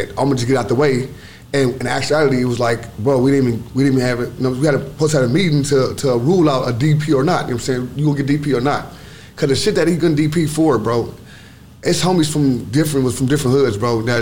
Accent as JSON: {"language": "English", "town": "Los Angeles", "region": "California", "country": "United States", "tie": "born or raised there", "said": "Yep. South Central."}